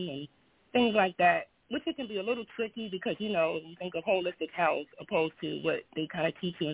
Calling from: Baltimore, Maryland, United States; I'm calling from Baltimore, Maryland.

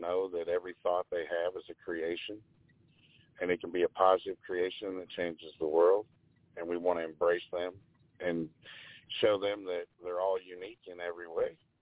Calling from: Bloomington, Illinois, United States; I'm calling from Bloomington, Illinois

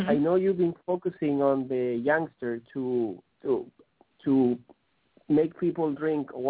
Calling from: Chile; I'm calling from Chile in South America. … from AndesWines.com.

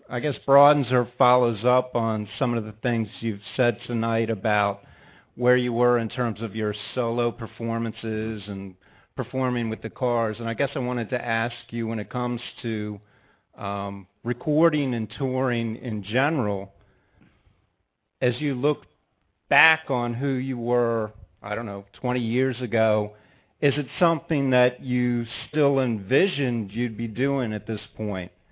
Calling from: Washington, District of Columbia, United States; I'm here from Washington, D.C.

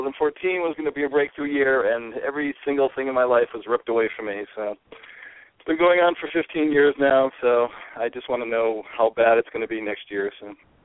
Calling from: California, United States

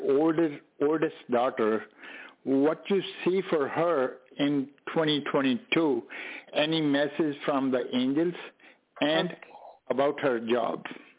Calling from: Canada; I'm calling from Canada.

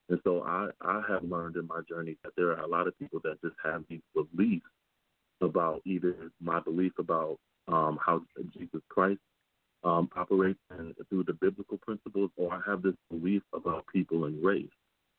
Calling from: Michigan, United States; I know that for me, I'm calling in from Michigan

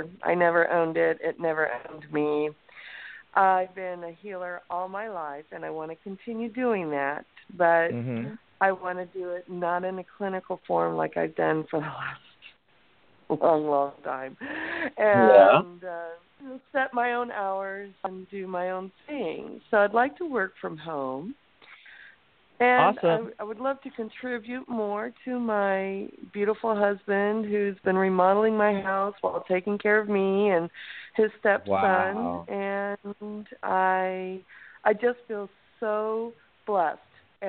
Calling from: California, United States; I'm calling from California.

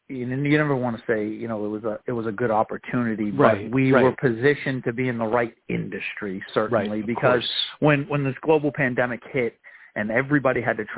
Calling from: Worcester, Massachusetts, United States; I'm calling from Worcester, Massachusetts, about 45 minutes outside of Boston.

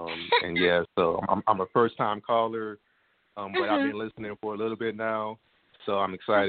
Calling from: Kansas City, United States; Kansas City.

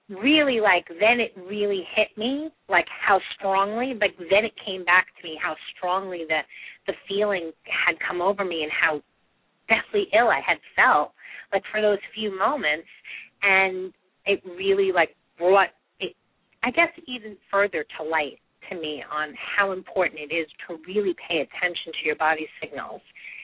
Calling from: New York, United States; I'm calling from New York.

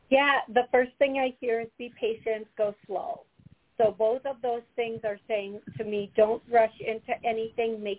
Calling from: Howard, Wisconsin, United States; … and from Howard, Wisconsin.

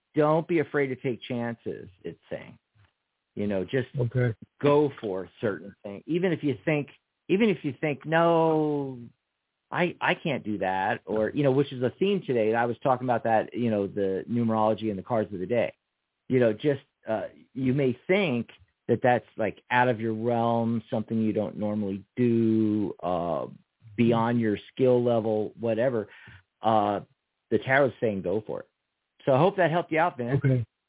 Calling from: New York, United States; I'm calling from New York

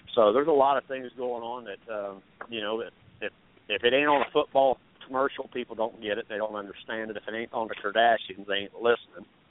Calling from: Iowa, United States; I'm calling from Iowa

